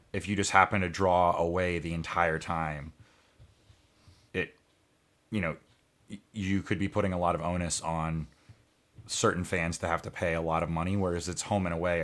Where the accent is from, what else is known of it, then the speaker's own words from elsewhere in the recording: United States; as an American